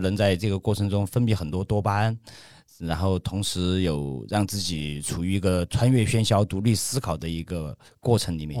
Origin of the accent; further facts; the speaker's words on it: Ya'an, Sichuan, China; also born or lived in Chengdu; 我老家是那个四川雅安